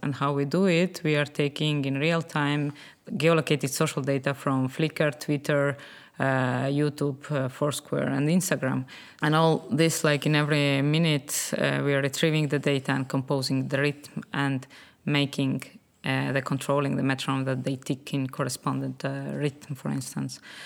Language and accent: English; Estonia; I'm originally from uh, Estonia